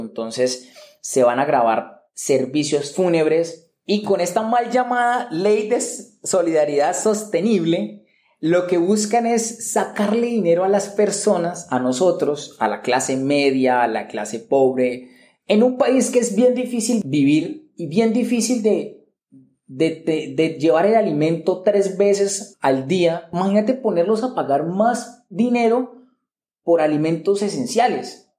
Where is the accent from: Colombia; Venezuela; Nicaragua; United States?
Colombia; Cali, Valle del Cauca; yo soy de Cali, no vivo en la capital Bogotá, pero vivo en la tercera ciudad más importante del país